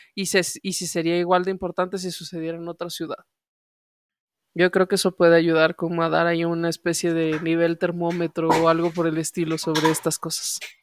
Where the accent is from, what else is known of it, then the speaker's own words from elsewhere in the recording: León, Guanajuato, Mexico; moved away as an adult; now in Mexico City, Mexico; lo que yo no pude hacer en León, porque yo me tuve que venir